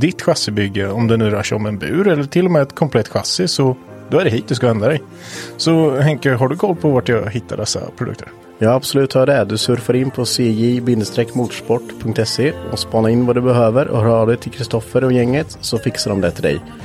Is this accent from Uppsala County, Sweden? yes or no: no; Östergötland, Sweden; accent: Östergötland dialect; jag tycker ju inte att jag har jättebred östgötska